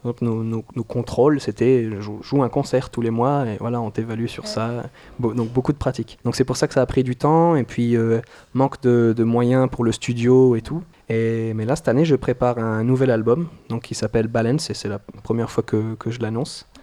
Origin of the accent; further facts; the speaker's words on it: New Caledonia; moved away as an adult; now in France; je viens de Nouvelle-Calédonie. Donc là, ça fait un an que je suis en France